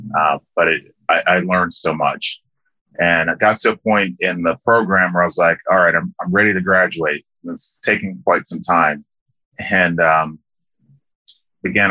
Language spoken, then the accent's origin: English; Liberia; I grew up in a small country called Liberia in West Africa